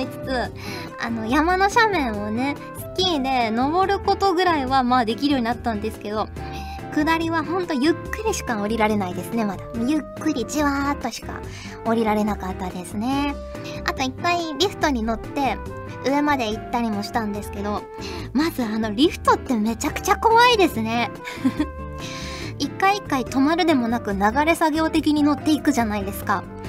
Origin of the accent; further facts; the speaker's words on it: Kyushu, Fukuoka, Japan; now in Yamagata, Japan; 九州、福岡出身なので